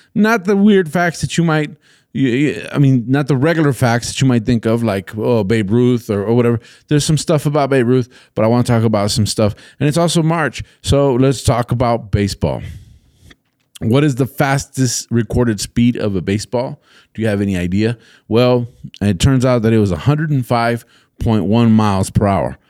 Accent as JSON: {"language": "English", "country": "United States", "tie": "born or raised there", "also_born_or_lived": "El Paso, Texas", "said": "I grew up in the United States, so I watch The Simpsons in English"}